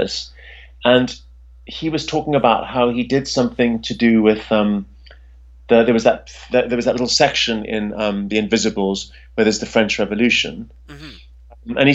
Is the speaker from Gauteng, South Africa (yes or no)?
yes; Pretoria, Gauteng, South Africa; I grew up in South Africa in the capital city, which is called Pretoria